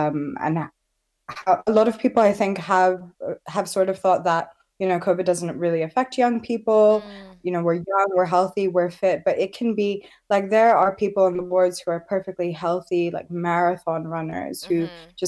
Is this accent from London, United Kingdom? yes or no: no; Southampton, South East England, United Kingdom; now in Birmingham, United Kingdom; I chose Birmingham actually because I wanted to be in a more diverse area, because I came from Southampton, and I'm so happy here.